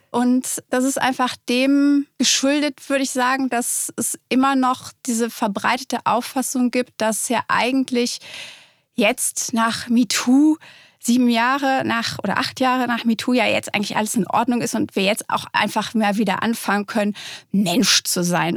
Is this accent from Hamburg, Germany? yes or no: no; Cologne, North Rhine-Westphalia, Germany; in Köln, wo ich herkomme